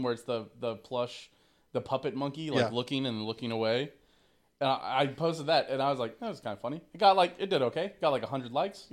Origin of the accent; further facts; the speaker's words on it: Missouri, United States; moved away; I'm from Missouri